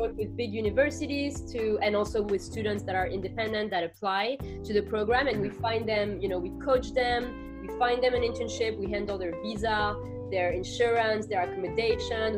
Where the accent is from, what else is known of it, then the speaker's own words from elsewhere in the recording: Paris, Île-de-France, France; moved away as an adult; now in New York, United States; I am originally from Paris, from France